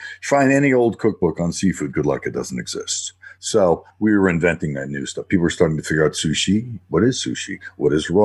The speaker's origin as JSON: {"language": "English", "region": "Northeast", "country": "United States", "tie": "born or raised there", "moved": "yes", "said": "I grew up in the Northeast"}